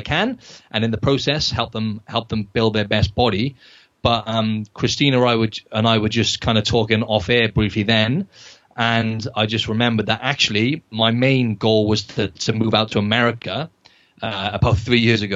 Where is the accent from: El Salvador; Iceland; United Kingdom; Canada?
United Kingdom; Wales; moved away as an adult; now in Sydney, Australia; I'm originally from Wales in the UK